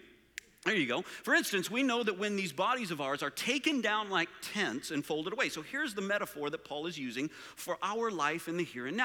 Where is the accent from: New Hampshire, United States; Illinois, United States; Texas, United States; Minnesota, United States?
Texas, United States; Permian Basin, West Texas and eastern New Mexico, United States; I grew up in West Texas and eastern New Mexico area in a place called the Permian Basin